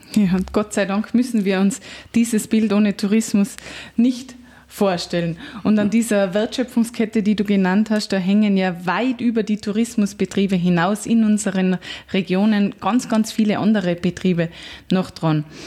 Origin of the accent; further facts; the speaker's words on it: Austria; als Einheimischer